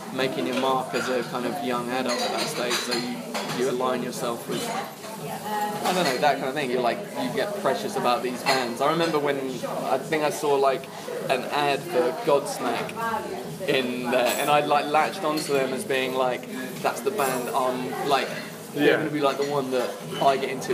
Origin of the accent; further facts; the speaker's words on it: New Forest area, near Southampton, South East England, United Kingdom; moved away as an adult; also born or lived in Essex; now in London, United Kingdom; I was born in Essex. Right. But my family moved down when I was like four to like the New Forest area, which is kind of like... Like just south of Southampton, like the waterside area.